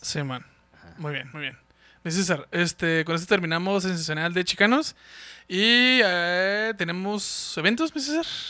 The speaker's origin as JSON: {"language": "Spanish", "country": "Mexico", "also_born_or_lived": "Ciudad Juárez, Chihuahua", "said": "nosotros los mexicanos"}